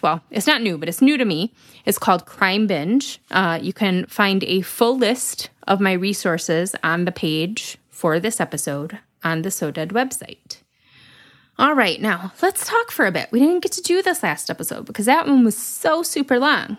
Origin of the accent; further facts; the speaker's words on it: Lansing, Michigan, United States; I grew up in South Lansing